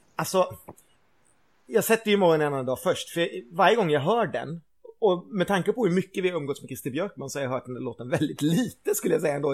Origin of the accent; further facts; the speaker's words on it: Gothenburg, Västra Götaland, Sweden; som stolt göteborgare